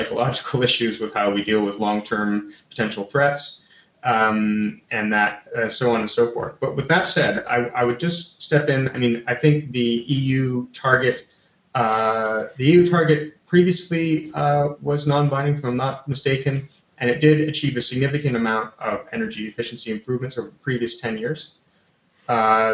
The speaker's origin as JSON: {"language": "English", "country": "Canada", "said": "I'm Canadian"}